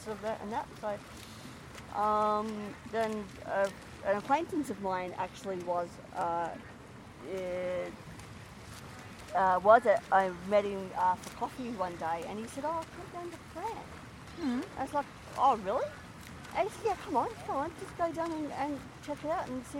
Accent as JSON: {"language": "English", "region": "Victoria", "country": "Australia", "also_born_or_lived": "Queensland", "said": "I'm actually from Victoria. We actually moved to Queensland and we moved, stayed for about 3 years till we had to come up for family reasons"}